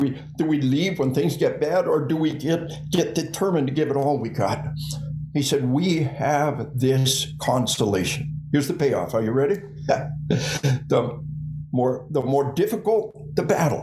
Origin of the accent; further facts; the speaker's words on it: Arkansas, United States; We are from Arkansas.